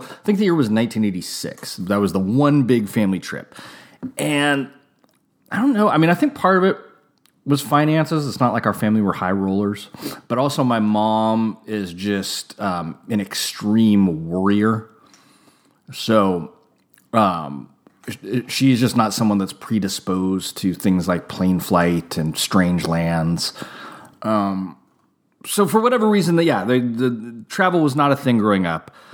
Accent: United States; also born or lived in Napa, California; as an American

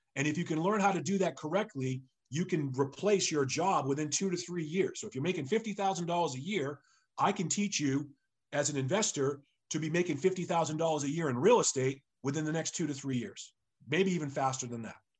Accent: Sharon, Massachusetts, United States; also born or lived in Framingham, Massachusetts / Brookline, Massachusetts; I grew up in Sharon, Massachusetts

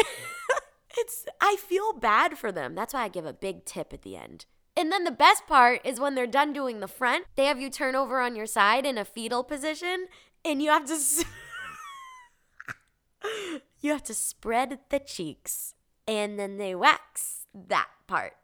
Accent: Revere, Massachusetts, United States; moved away; I was born and raised in Boston, specifically Revere, Massachusetts, which is a little city a couple minutes outside of Boston.

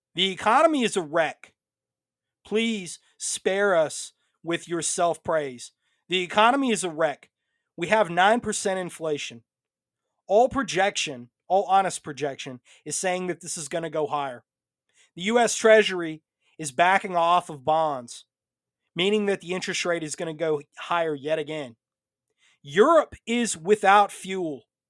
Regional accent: United States; I come to you tonight first as an American

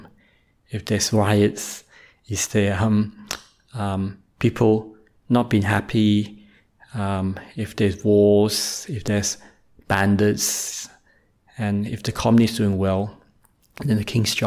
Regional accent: Australia; also born or lived in Malaysia; I was born in Malaysia, but moved to Australia when I was quite young, roughly in age four

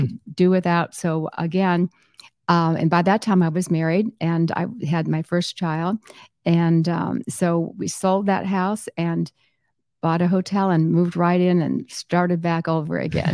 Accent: Southwest Florida, United States; also born or lived in Chicago area; I grew up here in Southwest Florida, and I moved here when I was two. from the Chicago area

